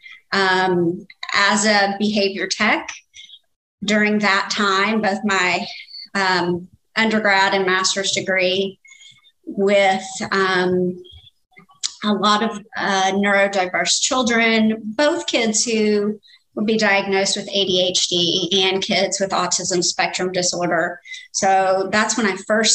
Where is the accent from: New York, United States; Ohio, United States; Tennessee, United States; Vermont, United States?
Tennessee, United States; Memphis; I am originally from Memphis, Tennessee